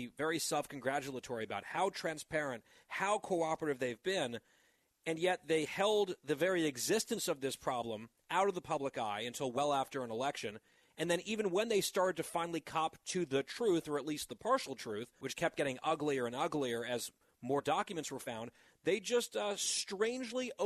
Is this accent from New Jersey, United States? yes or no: yes; New Jersey, United States; the 55th governor of the great state of New Jersey, my home state